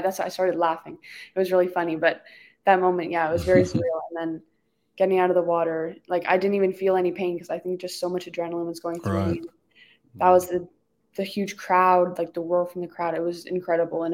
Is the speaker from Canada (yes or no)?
yes; Canada; I'm Canadian